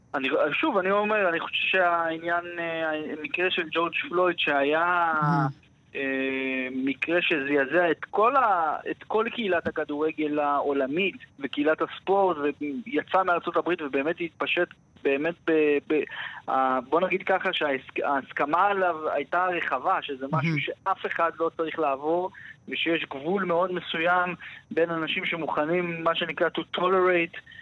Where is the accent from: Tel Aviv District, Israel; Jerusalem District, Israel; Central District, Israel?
Jerusalem District, Israel; Jerusalem; כשהייתי קטן וגדלתי בירושלים